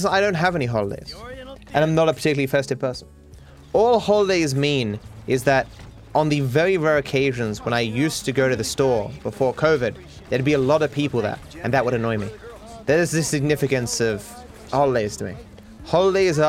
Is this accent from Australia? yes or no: yes; Australia; being Australian